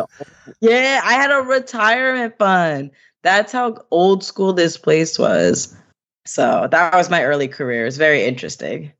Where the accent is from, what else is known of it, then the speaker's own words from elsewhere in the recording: Fishkill, New York, United States; I grew up in the Hudson Valley in New York. So a little town, I don't know if y'all know Fishkill.